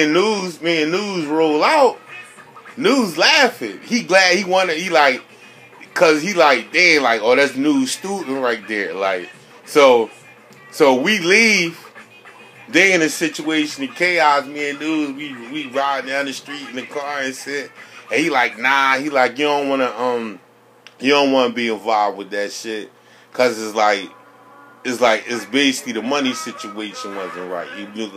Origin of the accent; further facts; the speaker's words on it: Philadelphia, Pennsylvania, United States; I'm from Morocco's, or what you call Francisville